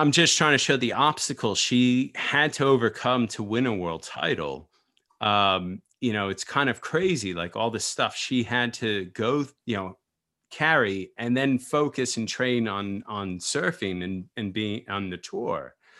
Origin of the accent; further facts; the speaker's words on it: United States; I'm American surfer